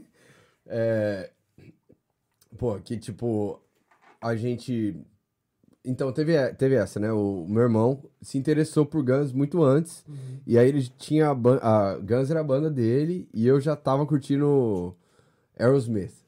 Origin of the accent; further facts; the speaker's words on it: Londrina, Paraná, Brazil; moved away as an adult; also born or lived in São Paulo, Brazil; now in United States; sou de Londrina, norte do Paraná